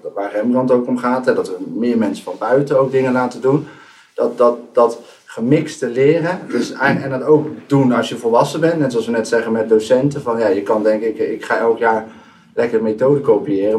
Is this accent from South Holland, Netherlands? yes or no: yes; Rotterdam, South Holland, Netherlands; now in Enschede, Netherlands; kom eigenlijk al uit Rotterdam, maar ik woon de laatste jaren in Enschede.